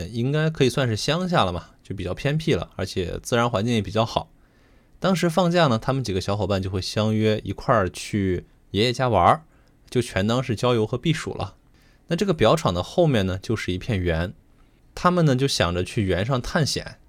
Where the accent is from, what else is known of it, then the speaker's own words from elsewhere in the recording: Xi'an, Shaanxi, China; 发生在西安市的长安区。嗯、但是我们西安人一般比较习惯叫它长安县哈。